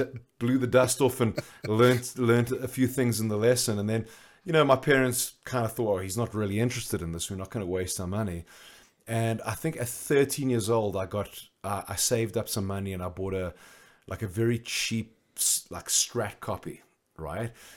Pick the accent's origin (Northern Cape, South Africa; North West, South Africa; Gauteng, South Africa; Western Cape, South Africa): Gauteng, South Africa; Johannesburg; I grew up in Johannesburg